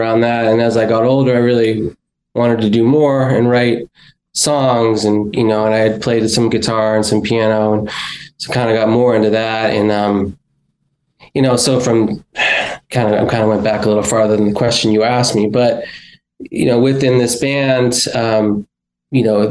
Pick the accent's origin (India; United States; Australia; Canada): United States; Lowell, Massachusetts; also born or lived in Pacific Northwest; I was born in Lowell.